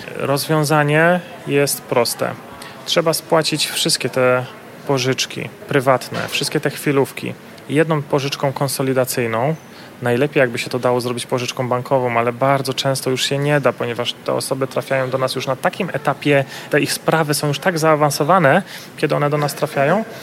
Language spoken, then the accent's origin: Polish; Silesian Voivodeship, Poland; pochodzę ze Śląska.